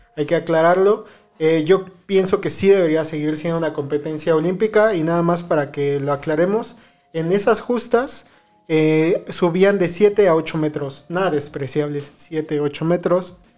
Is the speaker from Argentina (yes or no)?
no; Mexico